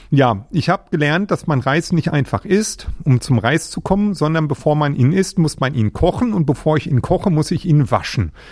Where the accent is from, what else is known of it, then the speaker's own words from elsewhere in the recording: Germany; Also letztendlich als Deutscher habe ich nicht unbedingt das Gefühl zu sagen, ich bin jetzt stolz Deutscher zu sein. Ich bin nun mal Deutscher